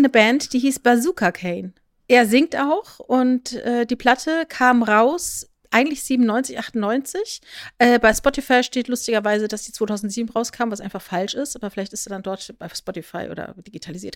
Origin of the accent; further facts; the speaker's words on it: Rhineland-Palatinate, Germany; Ich bin ja in der Südpfalz groß geworden und bin in meinem Jugendzentrum Wörth Freitagabends ausgegangen